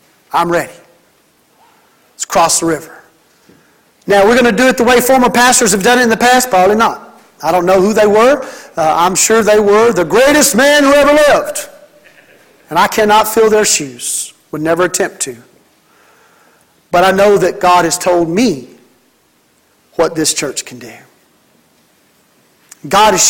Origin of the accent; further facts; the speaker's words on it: Mississippi, United States; my home state of Mississippi